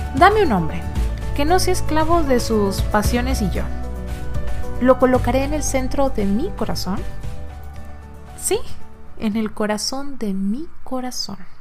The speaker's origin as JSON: {"language": "Spanish", "town": "Ciudad Victoria", "region": "Tamaulipas", "country": "Mexico", "tie": "born or raised there", "moved": "as an adult", "lives_now": "Monterrey, Mexico", "said": "yo nací en Monterrey, viví allá desde los cinco años en, Victoria, Tamaulipas"}